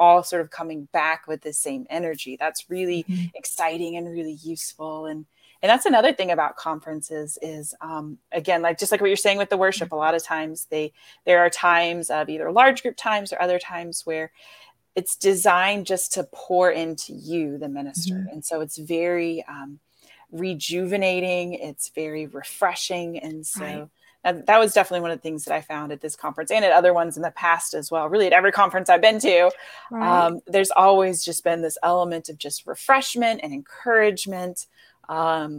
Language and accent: English; Florida, United States; That's where I'm from.